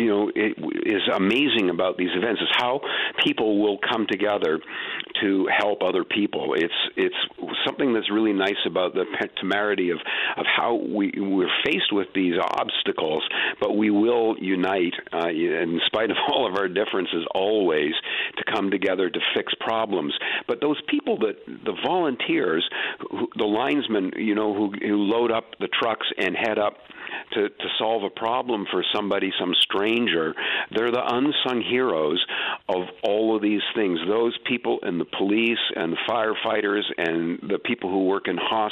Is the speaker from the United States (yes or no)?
no; Atlantic Canada, Canada; I'm over 60, so I grew up in the 60s and 70s in Atlantic Canada